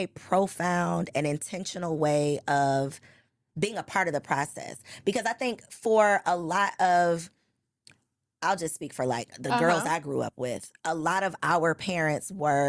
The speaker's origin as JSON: {"language": "English", "town": "Chicago", "region": "Illinois", "country": "United States"}